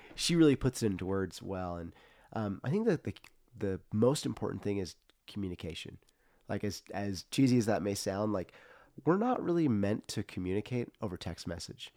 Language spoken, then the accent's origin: English; Central Coast, California, United States; growing up in the Central Coast was interesting